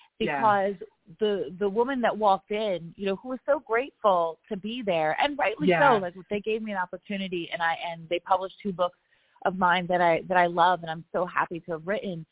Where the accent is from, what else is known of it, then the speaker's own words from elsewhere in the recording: Roebling, New Jersey, United States; the actual row house that I grew up in Roebling, New Jersey, where I had the most lovely neighbors, you know, a diverse, multi-ethnic immigrant community of people who really looked out for each other